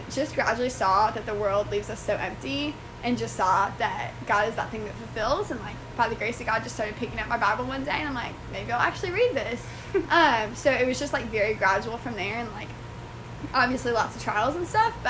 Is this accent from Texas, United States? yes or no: no; Orlando, Florida, United States; I'm from Orlando, Florida